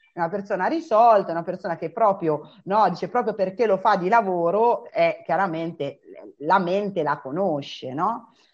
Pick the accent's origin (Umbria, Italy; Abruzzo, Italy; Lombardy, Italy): Umbria, Italy; io sono Umbra, vivo ad Umbertide